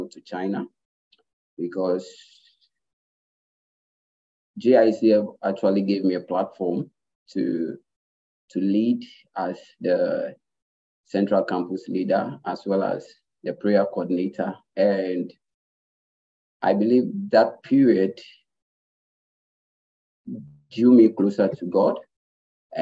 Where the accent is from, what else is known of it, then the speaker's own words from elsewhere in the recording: Ghana; I'm from Ghana